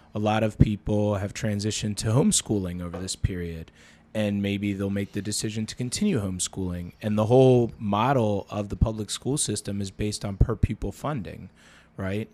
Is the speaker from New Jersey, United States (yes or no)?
yes; New Jersey, United States; now in Baltimore, United States; another girl that we grew up with in New Jersey